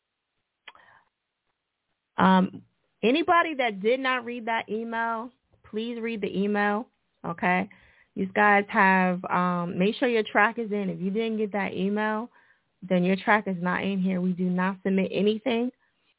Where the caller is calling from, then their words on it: Atlanta, Georgia, United States; I'm calling from Atlanta, Georgia. The west side of Atlanta, the real Atlanta